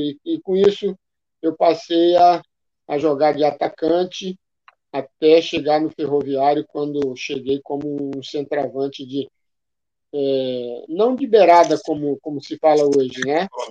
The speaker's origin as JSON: {"language": "Portuguese", "town": "Fortaleza", "region": "Ceará", "country": "Brazil", "tie": "born or raised there", "moved": "yes", "said": "Aerolândia, onde eu nasci e me criei"}